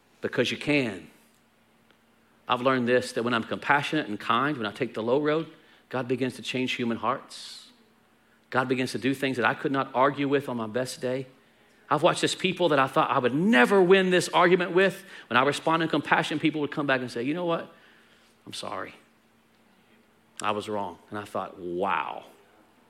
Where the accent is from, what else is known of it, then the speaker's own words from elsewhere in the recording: Texas, United States; We're Texan